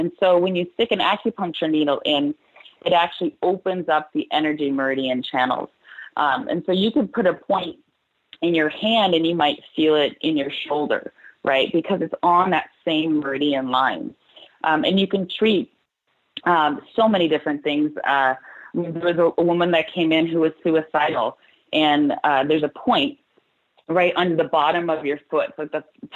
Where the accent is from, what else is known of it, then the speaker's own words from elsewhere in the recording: California, United States; I'm from California